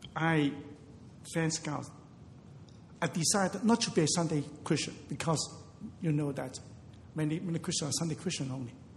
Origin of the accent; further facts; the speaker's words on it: Hong Kong; I was born in Hong Kong